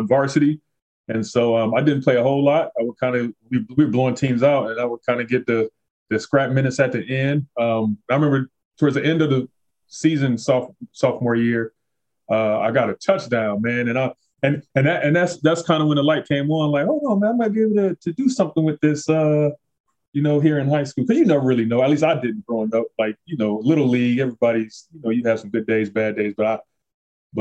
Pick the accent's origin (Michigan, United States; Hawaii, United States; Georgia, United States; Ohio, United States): Michigan, United States; Detroit; we grew up in a rough part of Detroit and Northwest Side